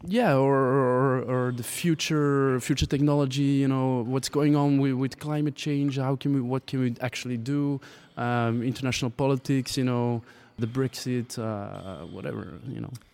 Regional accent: Antwerp, Flanders, Belgium; I am from Antwerp

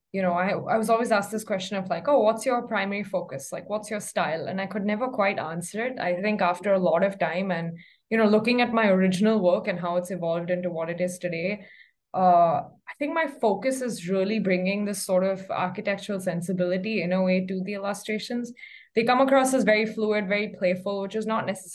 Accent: Mumbai, Maharashtra, India; moved away as an adult; also born or lived in Ithaca, New York, United States; I was born and raised in Mumbai, and I live here right now

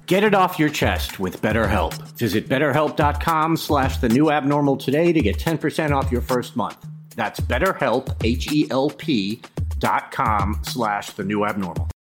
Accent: New York, United States; as a New Yorker

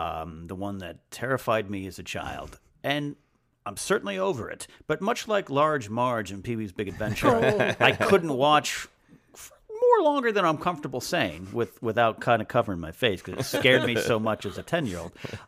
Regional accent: Pismo Beach, California, United States; I grew up in Pismo Beach, California, so we have massive sand dunes there.

